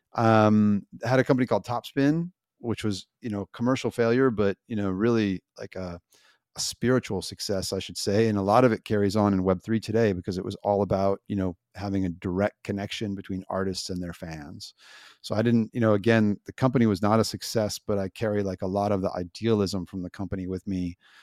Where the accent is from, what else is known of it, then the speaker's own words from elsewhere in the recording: United States; I'm an American